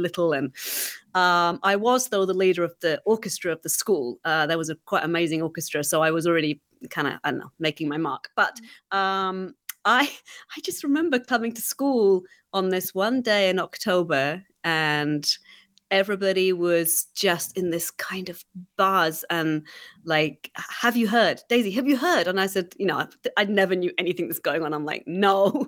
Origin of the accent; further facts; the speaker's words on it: England, United Kingdom; moved away; growing up in England